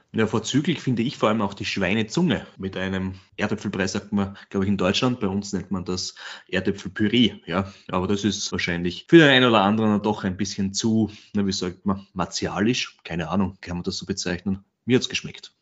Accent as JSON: {"language": "German", "region": "Burgenland", "country": "Austria", "tie": "born or raised there", "said": "in meinem Heimatbundesland, im Burgenland"}